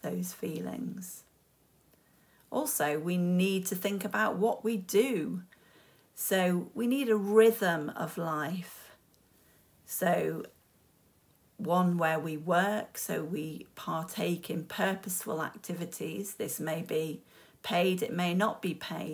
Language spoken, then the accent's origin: English; United Kingdom; we're British